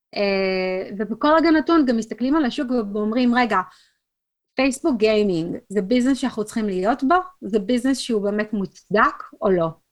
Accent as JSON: {"language": "Hebrew", "country": "Israel", "moved": "as an adult", "lives_now": "United States", "said": "בתור ישראלית"}